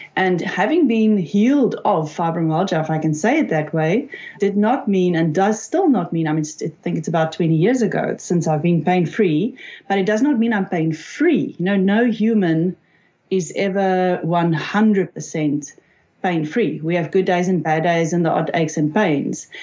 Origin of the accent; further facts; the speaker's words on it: South Africa; I'm from South Africa